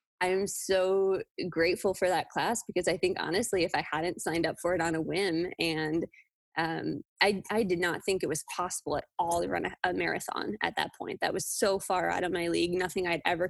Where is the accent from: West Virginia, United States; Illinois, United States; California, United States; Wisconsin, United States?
Wisconsin, United States; I'm from Wisconsin. I grew up there